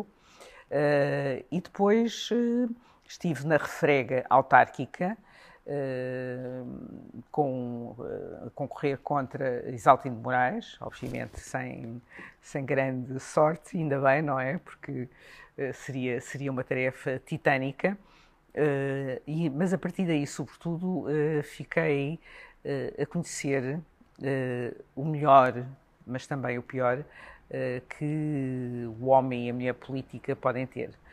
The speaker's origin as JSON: {"language": "Portuguese", "country": "Portugal", "said": "somos de Portugal"}